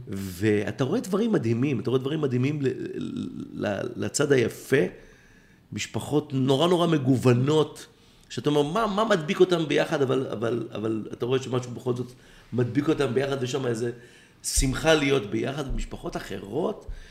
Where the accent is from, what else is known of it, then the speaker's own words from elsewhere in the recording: Israel; כי אני ישראלי